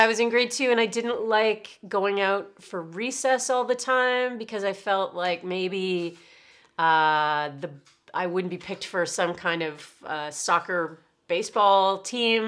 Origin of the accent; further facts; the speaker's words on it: Oshawa, Ontario, Canada; also born or lived in Toronto; I was from Oshawa and I did not wanna move back into my parents' house